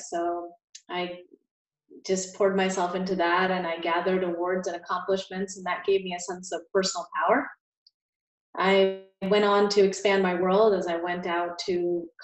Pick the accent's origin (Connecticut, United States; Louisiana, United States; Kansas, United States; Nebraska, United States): Connecticut, United States; also born or lived in India; India and my family moved to Connecticut when I was a little girl. So that's sort of where my story started in the US.